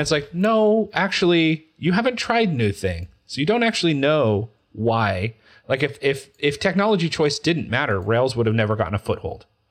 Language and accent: English; Utah, United States; I'm from Utah